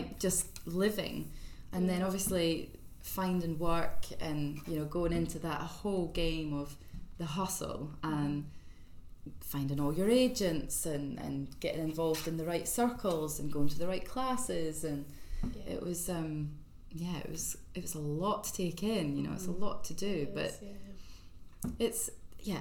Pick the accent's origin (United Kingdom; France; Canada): United Kingdom; East Coast of Scotland; also born or lived in Liverpool; now in London, United Kingdom; I'm from the East Coast